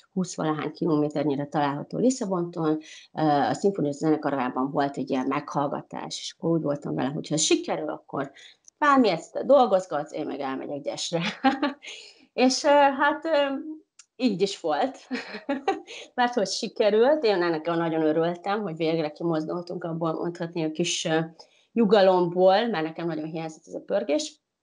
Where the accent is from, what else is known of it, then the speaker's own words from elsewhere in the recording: Uzhhorod, Zakarpattia Oblast, Ukraine; moved away as an adult; now in Portugal; De mivel én kárpátai magyar vagyok, ugye Ungváról, Ukrajnából